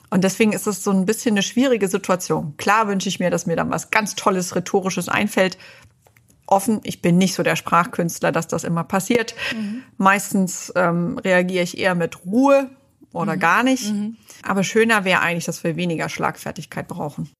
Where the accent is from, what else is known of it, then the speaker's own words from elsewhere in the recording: East Germany, Germany; moved away as an adult; also born or lived in New York / Detroit; ich bin in Ostdeutschland aufgewachsen